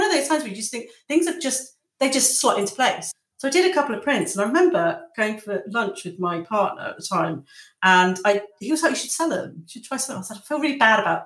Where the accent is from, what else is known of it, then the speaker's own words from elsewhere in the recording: Lincolnshire, East Midlands, United Kingdom; now in Margate, United Kingdom; I'm from Lincolnshire, and I'm from very close to the Nottinghamshire border.